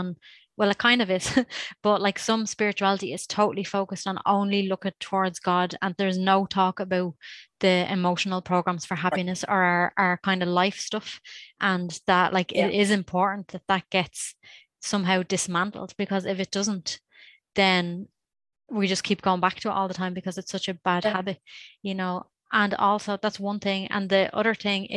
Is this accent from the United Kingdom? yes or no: no; Ireland; I grew up in Ireland